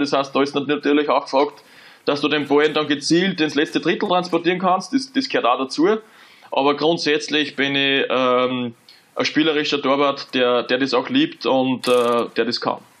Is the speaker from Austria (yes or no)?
yes; Austria; moved away as an adult; als Österreicher